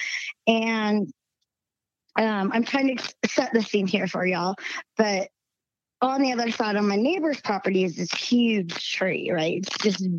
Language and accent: English; the South, United States; accent: southern twang; now in Utah, United States; I still got a little southern twang in my voice